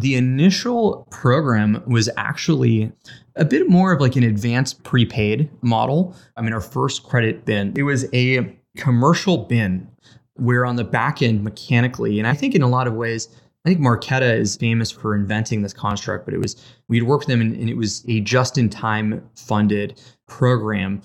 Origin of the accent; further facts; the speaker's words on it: Las Vegas, Nevada, United States; moved away as an adult; also born or lived in Boston; I was born and raised in Las Vegas, Nevada. lived there for eighteen years